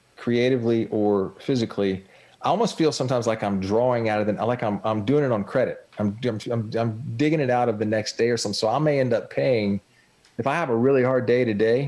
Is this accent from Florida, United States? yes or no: yes; Jacksonville, Florida, United States; I grew up on the St. John's River here in Jacksonville.